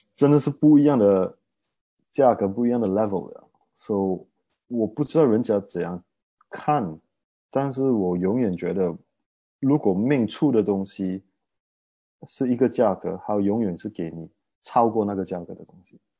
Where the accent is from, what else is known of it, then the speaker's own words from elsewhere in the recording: Malaysia; 我是马来西亚人